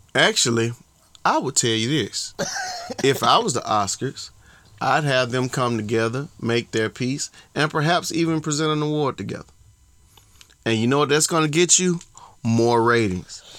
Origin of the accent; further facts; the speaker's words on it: Georgia, United States; from Georgia